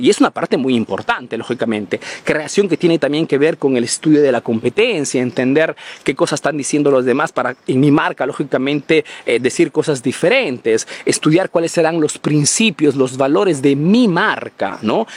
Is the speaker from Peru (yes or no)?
yes; Peru; now in Italy